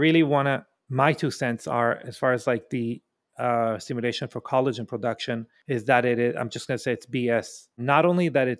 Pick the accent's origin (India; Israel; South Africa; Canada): Israel; moved away; I'm from Israel originally